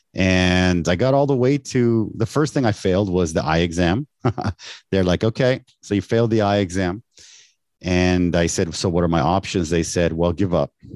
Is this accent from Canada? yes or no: yes; Canada; moved away as an adult; now in Taiwan; I was born in Canada. My parents are from Mexico.